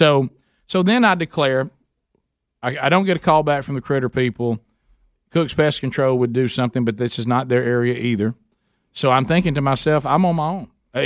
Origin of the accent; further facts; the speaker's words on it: the South, United States; I'm a Southerner